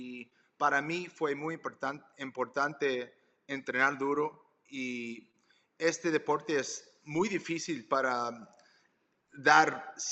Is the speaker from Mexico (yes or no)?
no; Boston, Massachusetts, United States; born there; Spanish is a second language; Ah, soy, peruano, mis, padres son de Perú, a mi, mamá de Lima, mi papá de Chiclayo. Entonces crecí hablando español.